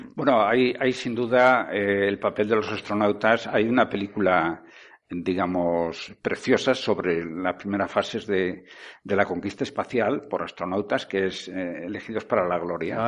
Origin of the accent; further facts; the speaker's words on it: Vigo, Galicia, Spain; now in Tenerife, Spain; Yo nací en Vigo, crecí allí, pero yo soy canario.